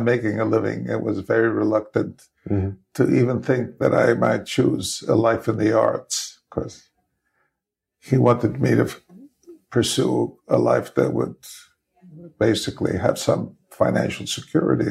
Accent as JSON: {"language": "English", "town": "New York City", "region": "New York", "country": "United States", "tie": "born or raised there", "said": "I grew up in the Bronx"}